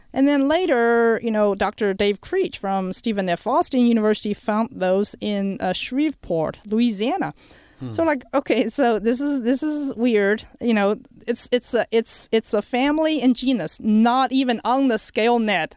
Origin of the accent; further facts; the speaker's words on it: China; moved away; also born or lived in New Mexico / Texas; I, uh, was born and raised in China.